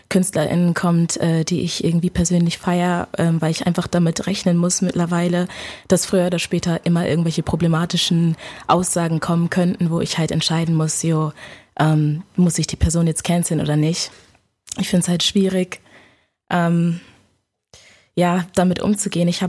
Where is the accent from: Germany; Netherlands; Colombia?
Germany; Ähm, also meine Eltern sind aus Ghana. Ich bin äh, hier geboren in Deutschland. Ähm, schon immer hier gewesen.